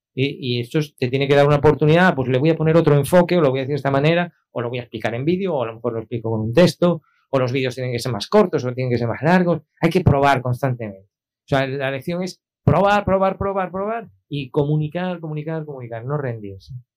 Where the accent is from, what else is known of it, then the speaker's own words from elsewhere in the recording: A Coruña, Galicia, Spain; moved away as an adult; now in Canary Islands, Spain; yo vengo de Coruña, yo nací en Coruña y allí viví hasta los veintipico años. Aquí en Canarias ya llevo veinte.